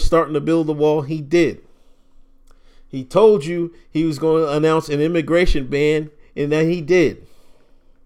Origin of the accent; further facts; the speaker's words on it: United States; I grew up in America